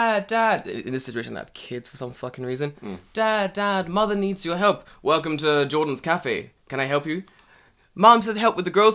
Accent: United Kingdom; now in Japan; we don't have basements in the UK, really.

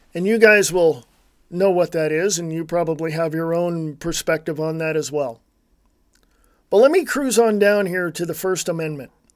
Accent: United States; I'm an American. I was born and raised right here in the United States of America

